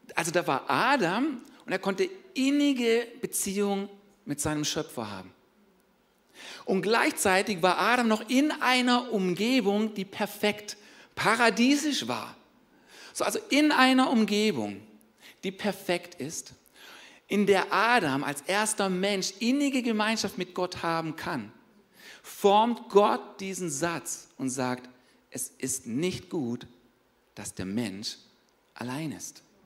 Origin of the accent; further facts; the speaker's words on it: Germany; wir als Deutsche